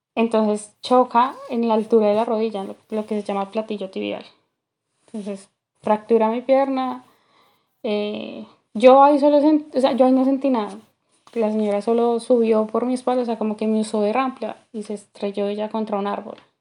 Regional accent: Colombia; moved away as an adult; also born or lived in New Jersey; now in United States; salí de Colombia a Nueva Jersey

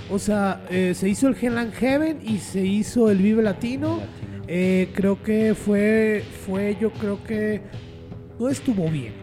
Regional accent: Mexico; como mexicanos

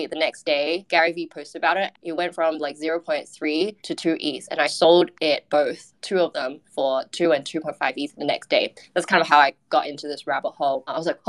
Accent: Australia; now in Singapore; I'm an Australian working in Singapore

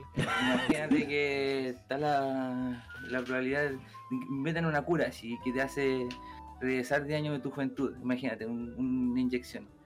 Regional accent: Quilpué, Valparaíso, Chile; soy de Quilpue, nunca he cambiado

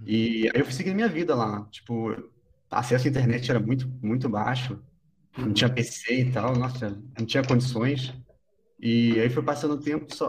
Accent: Rio de Janeiro, Brazil; moved away as an adult; also born or lived in Búzios; now in São Paulo, Brazil; eu, sou do Rio, né? Eu, eu, morava em Búzios, na região dos Lagos, no Rio de Janeiro.

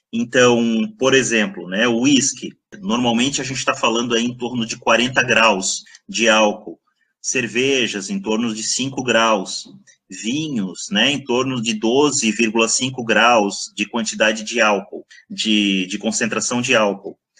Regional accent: Blumenau, Santa Catarina, Brazil; moved away as an adult; also born or lived in Botucatu, São Paulo; sou natural de Blumenau.

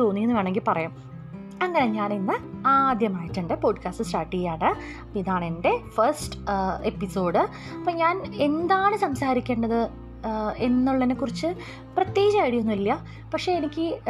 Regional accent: Kozhikode, Kerala, India; ഞാനൊരു കോഴിക്കോട്ടുകാരിയാണ്

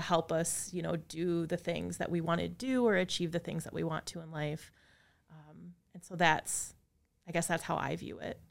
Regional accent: Appleton, Wisconsin, United States; moved away as an adult; also born or lived in La Crosse, Wisconsin / Madison, Wisconsin; I grew up in Appleton

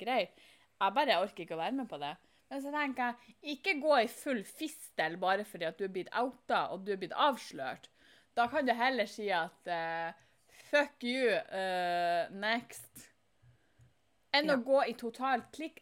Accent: Fauske, Nordland, Norway; der jeg kommer ifra

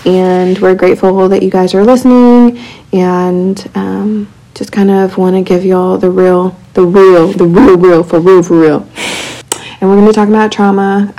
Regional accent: Abilene, Texas, United States; I'm from West Texas too, but Abilene.

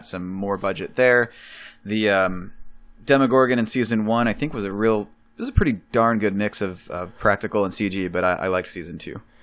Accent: Chicago, Illinois, United States; I'm from Chicago

